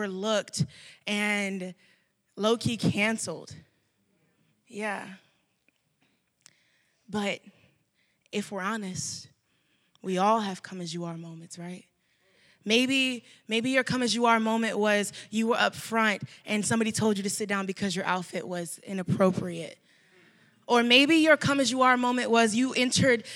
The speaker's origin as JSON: {"language": "English", "town": "Dallas", "region": "Texas", "country": "United States", "said": "I am from Dallas, Texas"}